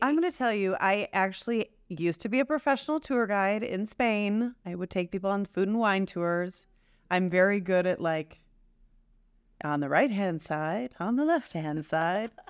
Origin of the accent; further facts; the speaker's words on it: Detroit, Michigan, United States; I am also from the Detroit area